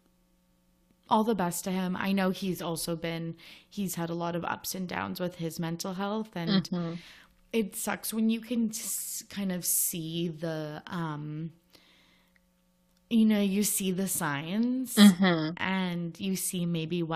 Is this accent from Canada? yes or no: yes; Canada; we're Canadian